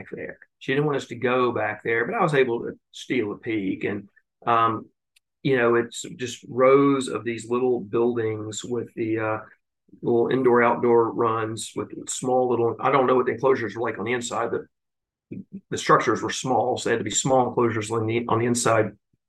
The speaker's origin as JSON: {"language": "English", "region": "Tennessee", "country": "United States", "tie": "born or raised there", "said": "I grew up in Tennessee in the 80s"}